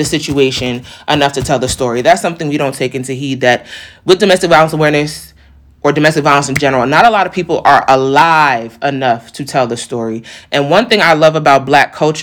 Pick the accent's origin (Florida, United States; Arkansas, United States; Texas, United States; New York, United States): New York, United States; I'm a New Yorker too